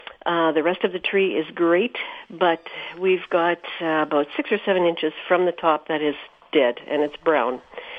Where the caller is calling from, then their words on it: Stephenfield, Manitoba, Canada; I'm from Stephenfield, just west of Carmen.